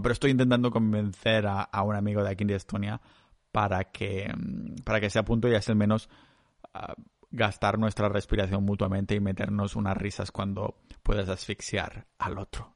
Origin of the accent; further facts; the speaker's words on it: Catalonia, Spain; cultura catalana, que es lo que estoy acostumbrado yo ahí en mi pueblo